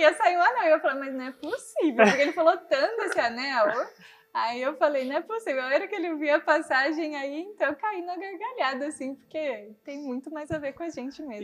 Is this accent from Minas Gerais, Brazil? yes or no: no; Bocaina, São Paulo, Brazil; moved away as an adult; de Bocaina, que é a minha cidade natal, né? É onde eu nasci morei até os 17 anos lá